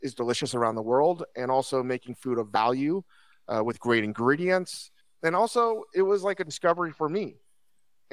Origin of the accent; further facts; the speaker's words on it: Virginia, United States; moved away as an adult; now in Los Angeles, United States; I grew up in Virginia